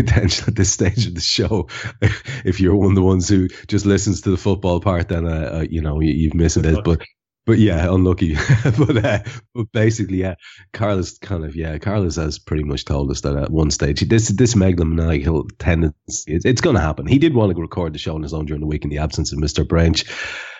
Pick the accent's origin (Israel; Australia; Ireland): Ireland; as an Irishman